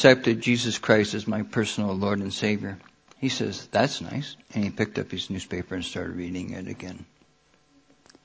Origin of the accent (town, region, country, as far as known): Grundy County, Iowa, United States; born or raised there; also born or lived in Burlington, Iowa